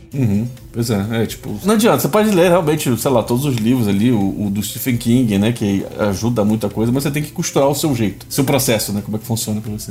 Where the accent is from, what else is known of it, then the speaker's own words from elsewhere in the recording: Rio de Janeiro, Brazil; aquele Rio de Janeiro antigo onde eu cresci